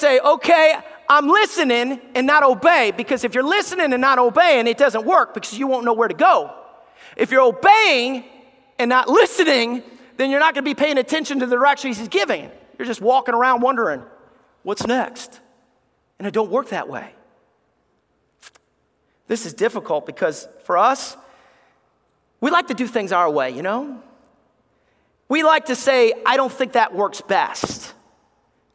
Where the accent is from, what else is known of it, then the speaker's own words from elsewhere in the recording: Alabama, United States; moved away; I love Alabama. I love growing up in the South. I miss the South